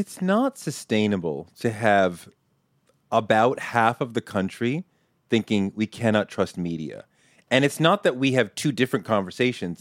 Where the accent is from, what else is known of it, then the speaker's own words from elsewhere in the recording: Boston, Massachusetts, United States; I grew up in Boston